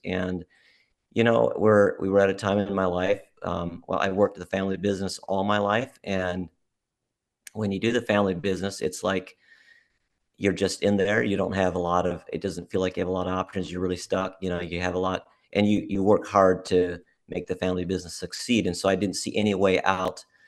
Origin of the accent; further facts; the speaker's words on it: Montana, United States; moved away as an adult; now in Alaska, United States; I was born in Montana.